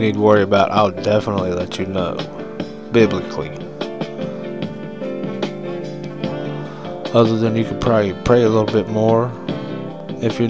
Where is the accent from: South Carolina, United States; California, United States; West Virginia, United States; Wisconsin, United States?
West Virginia, United States; Huntington; There's one in my hometown